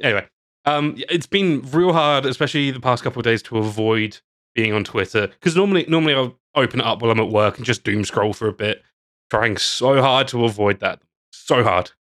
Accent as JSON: {"language": "English", "region": "England", "country": "United Kingdom", "moved": "yes", "lives_now": "Australia", "said": "As an English person"}